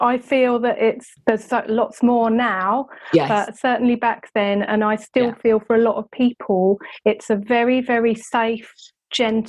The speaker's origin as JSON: {"language": "English", "region": "England", "country": "United Kingdom", "said": "being English"}